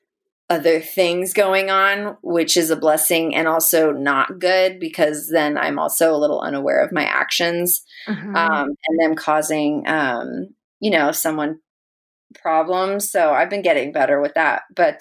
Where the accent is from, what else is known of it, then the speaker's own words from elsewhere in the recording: Philippines; my name was so Spanish, and I am Spanish Filipino, but I do not look it.